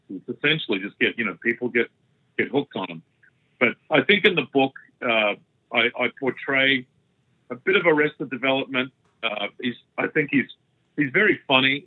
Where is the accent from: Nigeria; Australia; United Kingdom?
Australia; I'm Australian